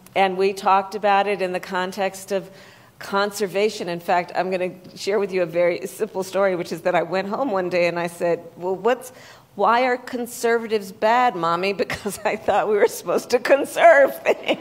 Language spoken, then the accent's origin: English; Bay Area, California, United States; growing up in the Bay Area